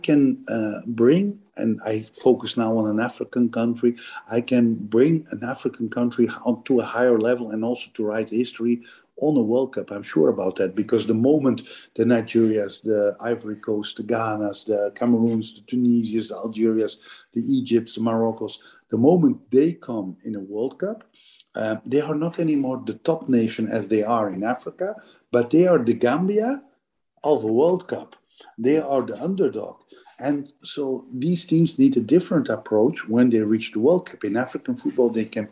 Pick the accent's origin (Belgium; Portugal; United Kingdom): Belgium; Flanders; first language Dutch (Flemish); English is a second language; moved away; My mother language is Dutch, same like in Holland, so Flemish.